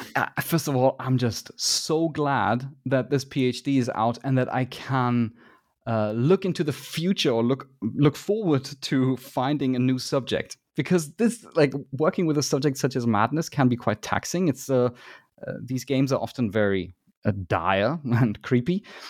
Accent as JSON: {"language": "English", "country": "Germany", "said": "I am from Germany"}